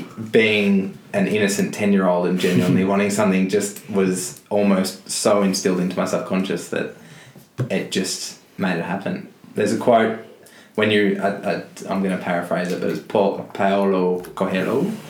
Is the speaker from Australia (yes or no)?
yes; Mount Eliza, Victoria, Australia; Mount Eliza.